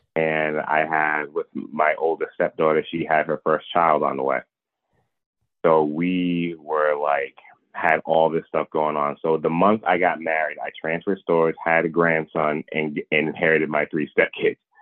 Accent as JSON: {"language": "English", "town": "Providence", "region": "Rhode Island", "country": "United States", "said": "I'm from well from Providence, Rhode Island"}